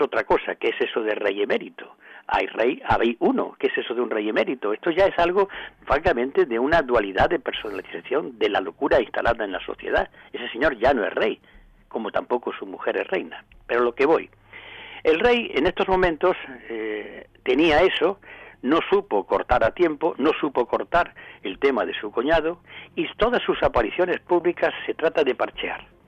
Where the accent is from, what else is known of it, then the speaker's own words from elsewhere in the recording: Córdoba, Andalusia, Spain; por aquí, por mi tierra